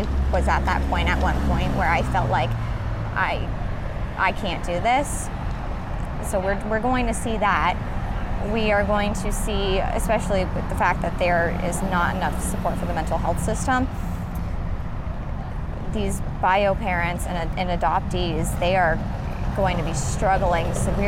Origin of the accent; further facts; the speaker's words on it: Colorado, United States; moved away as an adult; now in Columbus, United States; I'm from Colorado technically, but moved to Columbus 4 years ago